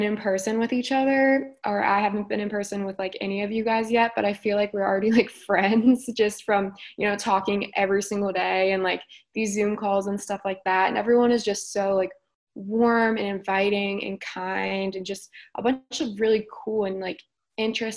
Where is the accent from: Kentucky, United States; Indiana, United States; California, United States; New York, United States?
Kentucky, United States; Northern; also born or lived in Cincinnati, Ohio; I'm just as much from Cincinnati as I am from Northern Kentucky